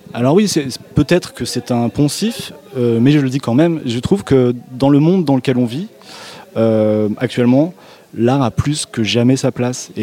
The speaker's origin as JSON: {"language": "French", "area": "Périgord Noir, near Sarlat", "region": "Nouvelle-Aquitaine", "country": "France", "said": "je suis du Périgord Noir, donc de Sarlat, en Périgord Noir, proche de Sarlat"}